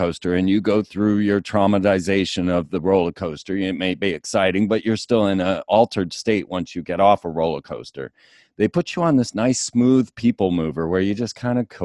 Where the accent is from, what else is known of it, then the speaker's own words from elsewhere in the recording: Orlando, Florida, United States; I grew up in Orlando